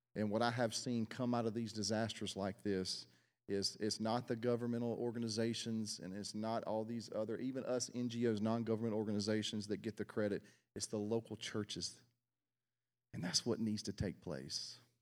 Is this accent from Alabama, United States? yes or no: no; South Mississippi, United States; I was born in South Mississippi